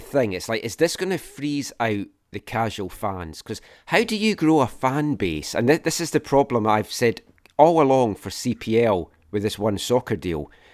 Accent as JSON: {"language": "English", "region": "Scotland", "country": "United Kingdom", "tie": "born or raised there", "moved": "yes", "lives_now": "Vancouver, Canada", "said": "growing up in Scotland"}